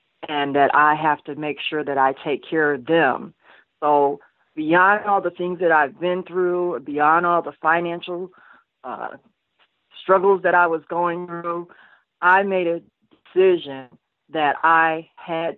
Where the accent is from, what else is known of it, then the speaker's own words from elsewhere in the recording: New York City, New York, United States; I was born in Brooklyn, New York, one of four girls, and we all grew up in separate homes